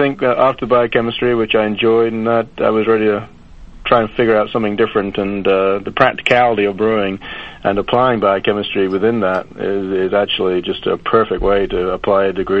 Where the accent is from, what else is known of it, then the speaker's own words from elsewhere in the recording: Stratford-upon-Avon, West Midlands, United Kingdom; In Stratford-upon-Avon, Shakespeare country.